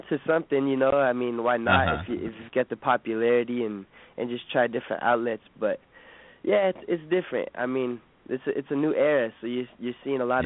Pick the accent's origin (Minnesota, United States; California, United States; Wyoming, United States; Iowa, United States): California, United States; Bay Area; I'm from the Bay Area, so I got to go for the San Francisco Giants